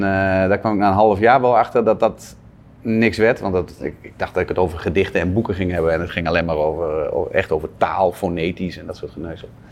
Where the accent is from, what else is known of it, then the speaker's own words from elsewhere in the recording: Zwolle, Overijssel, Netherlands; in Zwolle, waar ik vandaan kom